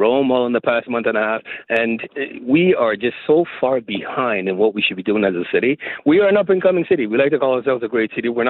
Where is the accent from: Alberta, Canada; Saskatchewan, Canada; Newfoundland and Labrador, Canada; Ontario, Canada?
Ontario, Canada; Toronto; This is my hometown. This is my home. I mean, this is what raised and gave me everything I have